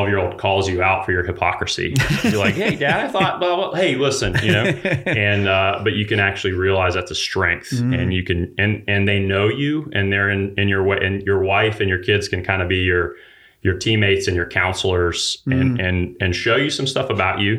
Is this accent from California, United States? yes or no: no; Huntsville, Alabama, United States; I grew up in Huntsville, Alabama.